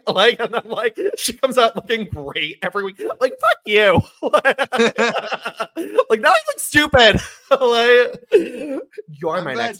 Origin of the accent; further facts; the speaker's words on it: Kansas City, Missouri, United States; I'm so happy. The Chiefs won. I love the Chiefs because I'm from Kansas City.